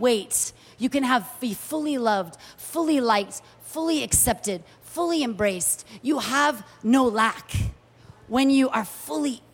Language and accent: English; United States; moved away as an adult; also born or lived in Kuwait; as an American